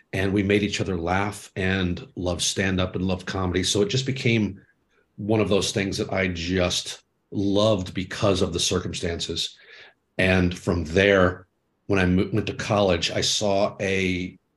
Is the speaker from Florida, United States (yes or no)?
yes; Jacksonville, Florida, United States; also born or lived in Georgia; I grew up in Florida. Born in Georgia, lived there the first 6 years, moved to Florida, and we stayed in the same house for 30 years